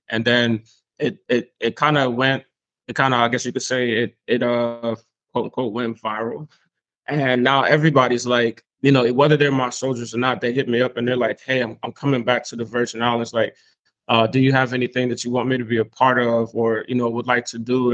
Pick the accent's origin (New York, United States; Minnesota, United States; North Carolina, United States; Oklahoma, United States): North Carolina, United States; Spring Lake; also born or lived in an island outside the states; transitioning into Spring Lake, North Carolina, um, as I grew up.